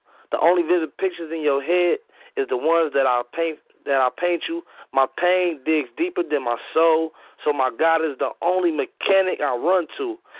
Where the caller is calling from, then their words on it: Battle Creek, Michigan, United States; I'm calling from Battle Creek, Michigan.